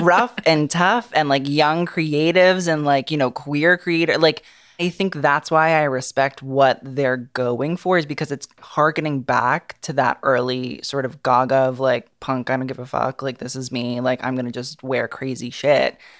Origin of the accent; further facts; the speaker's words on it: New York City, New York, United States; that's where I'm from